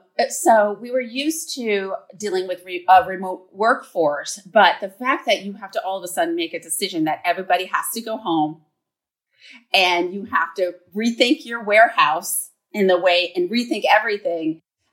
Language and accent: English; Vermont, United States; also born or lived in New York City; I'm moving back to my home state of Vermont. I'm a fourth generation Vermonter.